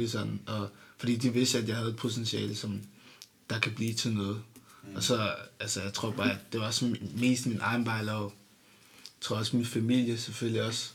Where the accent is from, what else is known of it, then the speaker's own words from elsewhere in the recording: Denmark; jeg føler mig dansk-agtigt